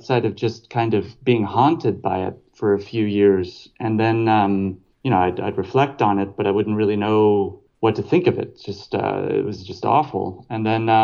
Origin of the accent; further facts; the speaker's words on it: across the river from Louisville, Kentucky, Indiana, United States; also born or lived in Paris, France; now in Berlin, Germany; I'm originally from Indiana, right across the river from Louisville, Kentucky